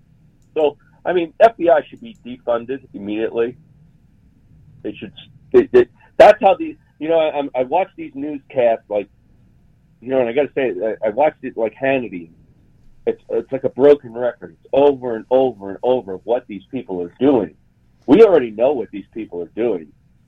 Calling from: Salt Lake City, Utah, United States; Salt Lake City, Utah.

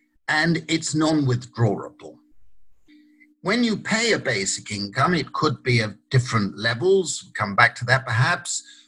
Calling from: Italy; I wish I were in Sydney rather than virtually in Sydney. I'm speaking from Italy.

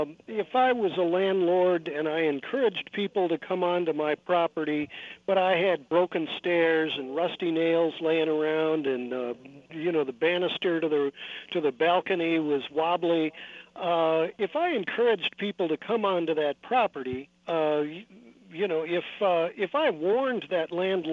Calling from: California, United States; I'm calling you from California

